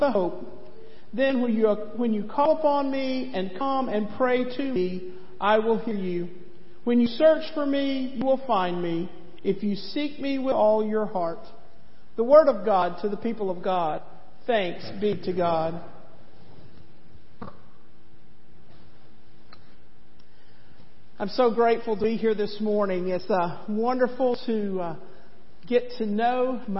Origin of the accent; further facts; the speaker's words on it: East Tennessee, United States; As a young girl growing up in East Tennessee